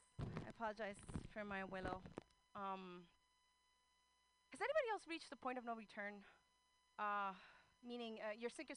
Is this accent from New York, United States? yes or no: no; New Jersey, United States; moved away as an adult; now in Oakland, United States; I'm originally from Jersey, and I moved out here to Oakland 8 years ago